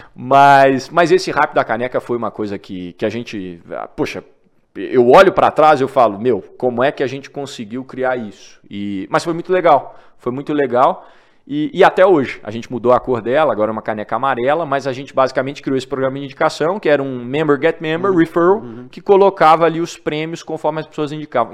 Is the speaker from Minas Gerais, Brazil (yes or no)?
yes; Divinópolis, Minas Gerais, Brazil; moved away as an adult; now in São Paulo, Brazil; sou de Divinópolis, Minas Gerais, e me mudei para São Paulo quando comecei esse projeto